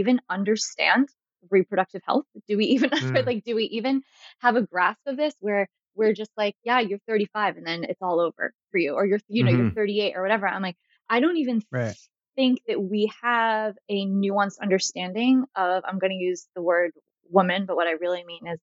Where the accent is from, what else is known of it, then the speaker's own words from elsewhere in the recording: Northeast, United States; I'm from the Northeast